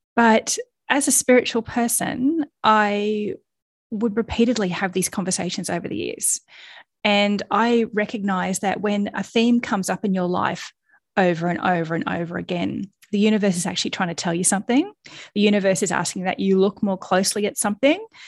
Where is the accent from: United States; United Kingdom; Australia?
Australia; accent: Australian; you've probably already worked out from my accent that I am Australian